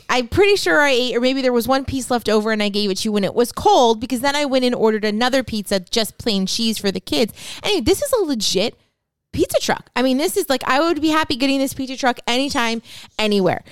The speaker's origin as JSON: {"language": "English", "region": "Northeast Pennsylvania", "country": "United States", "tie": "born or raised there", "moved": "yes", "said": "I grew up in Northeast P"}